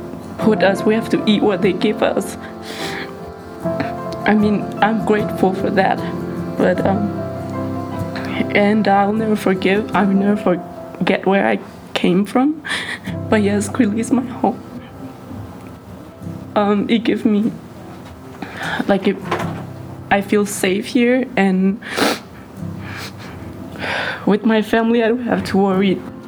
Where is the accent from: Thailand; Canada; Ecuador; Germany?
Thailand; now in United States; I was born in Thailand.